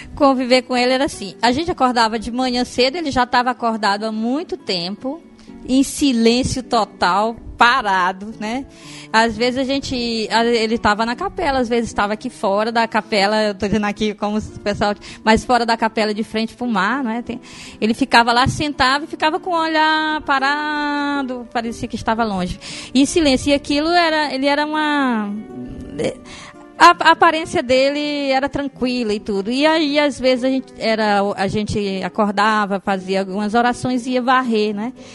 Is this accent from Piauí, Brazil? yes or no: yes; Castelo do Piauí, Piauí, Brazil; now in Fortaleza, Brazil; Eu sou piauiense, nasci no interior do Piauí, é uma cidade chamada Castelo do Piauí